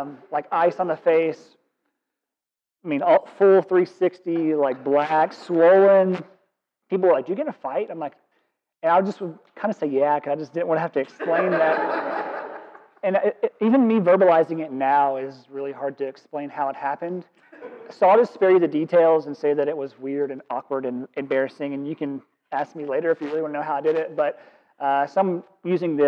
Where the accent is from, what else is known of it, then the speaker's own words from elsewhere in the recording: Kentucky, United States; moved away; Born and raised in Kentucky, and I'm proud of it